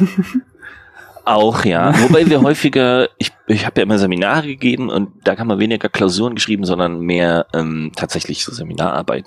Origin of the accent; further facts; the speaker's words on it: Hamburg, Germany; Ich komme aus Hamburg.